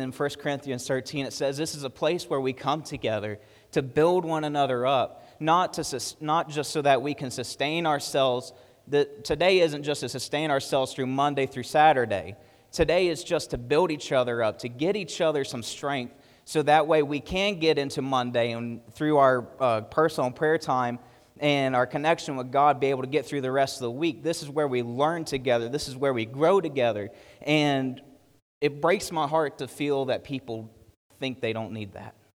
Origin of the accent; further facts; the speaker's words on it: United States; we, as an American church